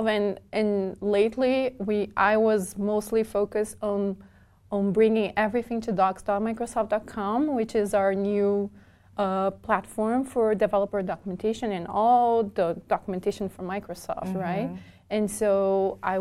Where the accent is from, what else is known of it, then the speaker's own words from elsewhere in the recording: Porto Alegre, Rio Grande do Sul, Brazil; moved away as an adult; now in United States; I grew up in Brazil, and I moved to the U.S. 11 years ago.